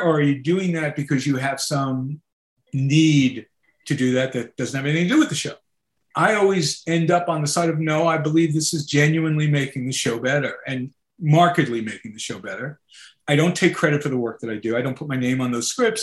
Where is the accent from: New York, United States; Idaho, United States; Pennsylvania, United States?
New York, United States; Long Island; I grew up on Long Island